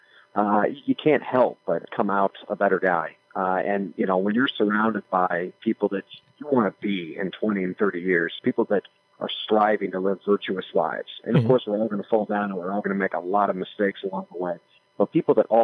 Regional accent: Des Moines, Iowa, United States; I was born and raised in Des Moines

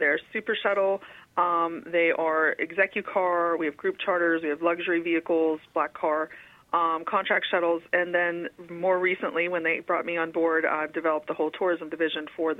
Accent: Grove City, Pennsylvania, United States; moved away as an adult; also born or lived in Brooklyn, New York; now in Pittsburgh, United States; I was actually born in Brooklyn, and then raised, but most of my formative years were up in the Grove City, New Wilmington area of Amish country. So I kind of have the dichotomy of both a big city and a country girl.

